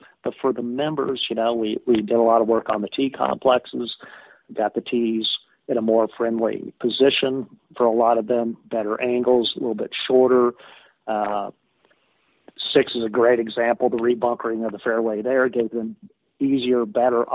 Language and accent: English; Wichita, Kansas, United States; I'm from Wichita, Kansas.